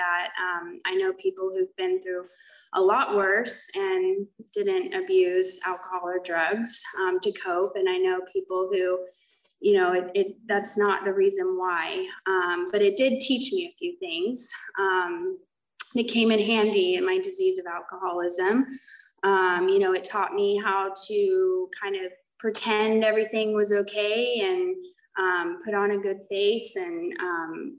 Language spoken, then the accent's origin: English; Oklahoma, United States; moved away as an adult; now in California, United States; So I was born in Oklahoma. I came out to California for treatment. I ended up just staying out here.